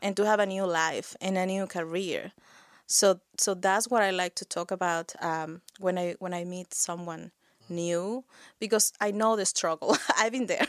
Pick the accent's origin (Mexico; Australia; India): Mexico; moved away as an adult; now in Nova Scotia, Canada; I'm from Mexico.